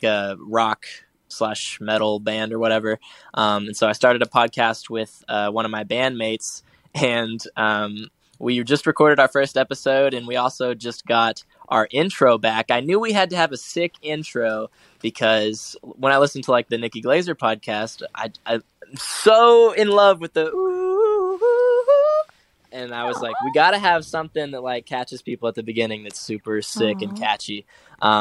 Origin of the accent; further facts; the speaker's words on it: Arkansas, United States; I'm from Arkansas